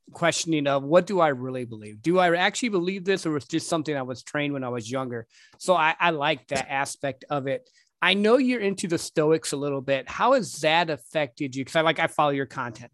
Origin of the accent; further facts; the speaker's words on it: Midwest, United States; growing up in the Midwest